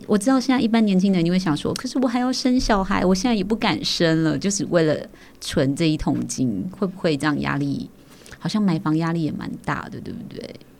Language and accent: Chinese; Tucheng, New Taipei, Taiwan; 小时候在土城